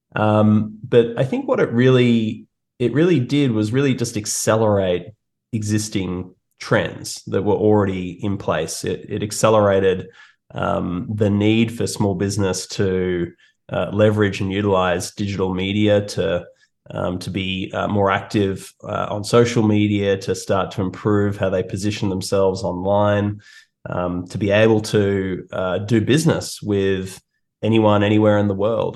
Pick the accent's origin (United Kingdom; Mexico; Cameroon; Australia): Australia; moved away as an adult; now in Toronto, Canada; as you can hear from my accent, I'm uh, I'm from Australia, and uh, I moved to Toronto about four or so years ago.